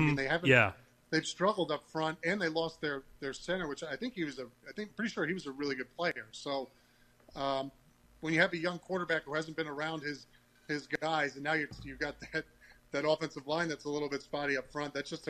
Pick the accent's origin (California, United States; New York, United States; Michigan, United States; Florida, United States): New York, United States; New York City; In New York, you know, it's I'm a New Yorker. My family's New Yorker, so I get it.